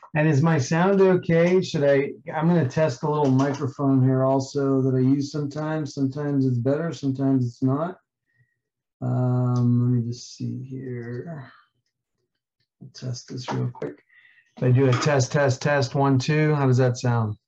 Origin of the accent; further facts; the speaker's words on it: New York City, New York, United States; I grew up in Queens, New York